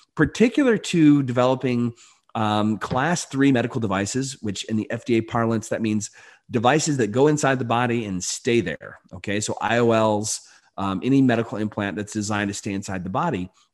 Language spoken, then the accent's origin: English; Delton, Michigan, United States; I grew up in you know rural, very very rural Michigan, uh, Barry County. I actually went to uh, place called Delton.